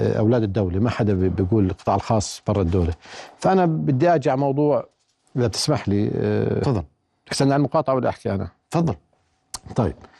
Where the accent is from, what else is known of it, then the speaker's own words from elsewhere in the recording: Jordan; احنا يعني كاردنيين